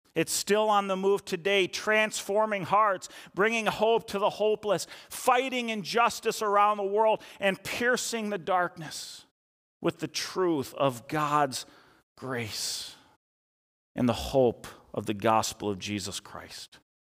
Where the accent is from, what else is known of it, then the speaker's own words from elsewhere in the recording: Eden Prairie, Minnesota, United States; also born or lived in Chisago Lakes area, Minnesota; growing up in Eden Prairie, I played football from fourth grade through high school